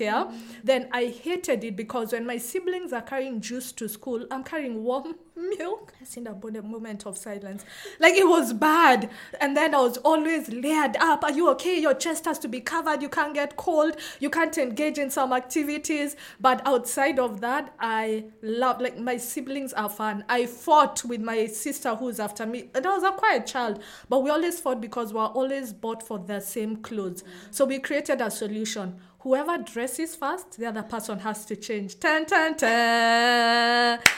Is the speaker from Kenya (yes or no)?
yes; Nairobi, Kenya; I'm from Kenya, specifically Nairobi, which is where I've grown up, lived all my life